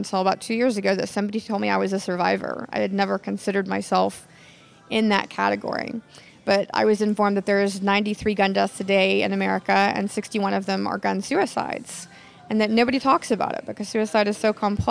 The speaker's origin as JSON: {"language": "English", "town": "Nacogdoches", "region": "Texas", "country": "United States", "tie": "born or raised there", "said": "growing up in Nacogdoches"}